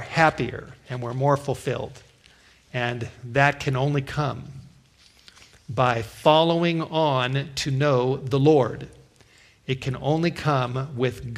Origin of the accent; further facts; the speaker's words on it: Los Angeles, California, United States; growing up in the Hollywood Hills